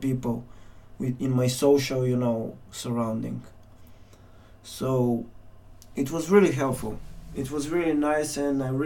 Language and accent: English; Kyustendil, Kyustendil Province, Bulgaria; moved away; back in Bulgaria, back in my hometown, Kyustendil.